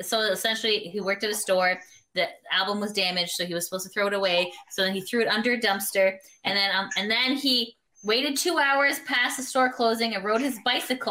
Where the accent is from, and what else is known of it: Canada